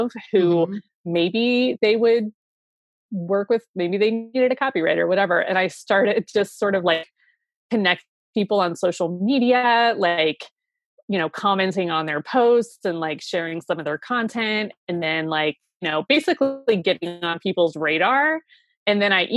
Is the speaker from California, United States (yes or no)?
no; Ohio, United States; moved away as an adult; also born or lived in Seattle; I moved back to my home state of Ohio